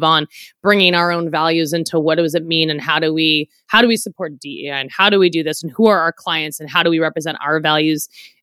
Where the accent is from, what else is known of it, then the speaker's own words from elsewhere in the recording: San Francisco, California, United States; I'm similarly from San Francisco